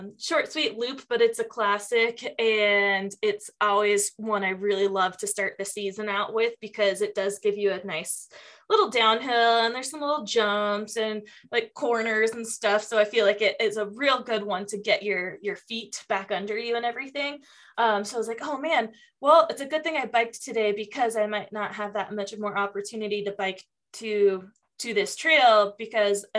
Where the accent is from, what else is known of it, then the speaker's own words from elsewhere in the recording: Tacoma, Washington, United States; also born or lived in Lake Tahoe; now in Reno, United States; growing up in Tacoma and having the outdoors, like right there